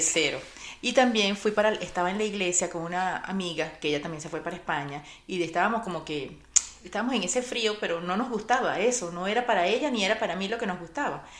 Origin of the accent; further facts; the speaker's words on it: Caracas, Capital District, Venezuela; moved away as an adult; now in Miami, United States; en Caracas, Venezuela, de donde soy